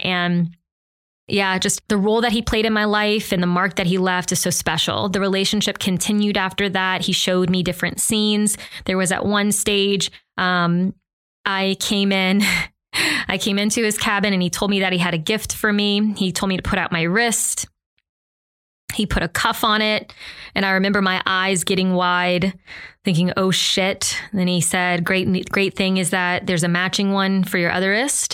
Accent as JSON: {"language": "English", "region": "the South", "country": "United States", "said": "I'm from the South"}